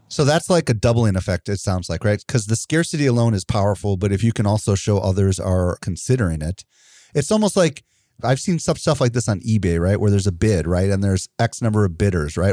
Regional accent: Wisconsin, United States; I'm from Wisconsin

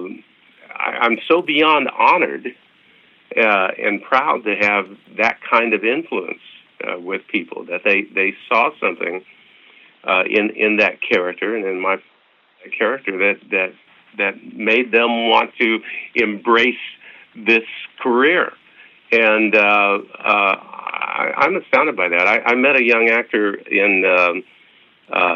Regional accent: Oskaloosa, Kansas, United States; moved away; my hometown in Kansas, Oskaloosa, Kansas

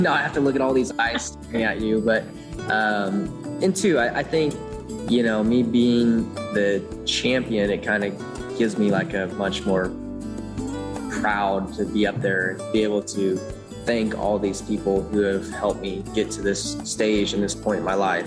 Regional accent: Elk Grove, California, United States; born or raised there; moved away

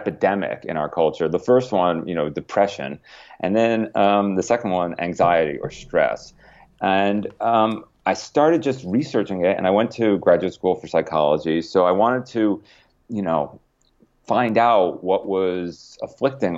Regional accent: Connecticut, United States; I grew up in Connecticut near you

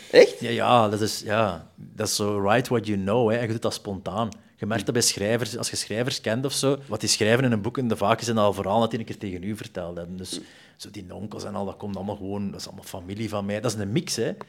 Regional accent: Zele, Flanders, Belgium; moved away; ik kwam van Zeelen oorspronkelijk, dat is Lokeren en Dendermonde.

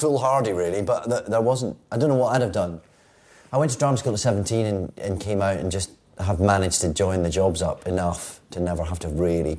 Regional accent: Scotland, United Kingdom; I'm from Scotland, so this... I'll get chucked out as well.

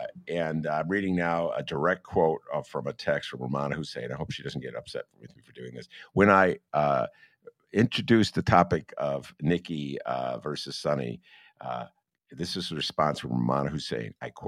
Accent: Rhode Island, United States; I grew up in Rhode Island, and I was a very unusual person with my background, just to put it mildly, for the community I was living in. It was almost all Catholics, Italians and Irish.

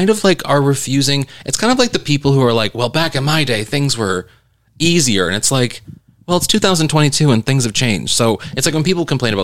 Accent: Missouri, United States; moved away; I come from Missouri, and like, I'm used to people making fun of where I come from

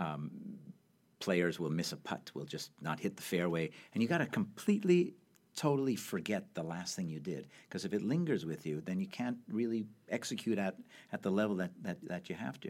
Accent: Montreal, Quebec, Canada; I grew up in Canada, in Montreal

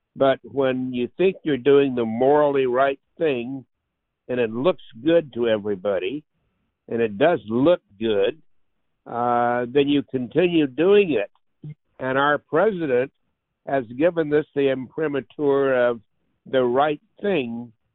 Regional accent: Leesville, Louisiana, United States; I was born in Leesville, Louisiana in 1939

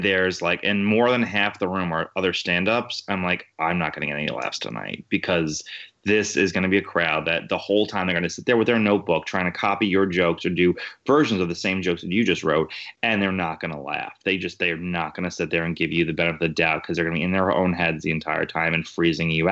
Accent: New York City, New York, United States; I'm born and raised Queens

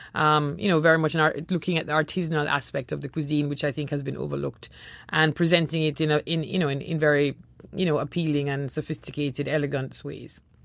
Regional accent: Jamaica; also born or lived in Trinidad; growing up in Jamaica, we lived in Trinidad for a number of years

